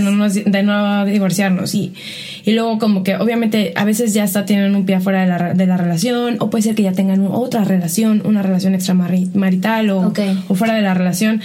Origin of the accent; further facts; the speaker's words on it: Mexico; el mensaje que recibía como mexicana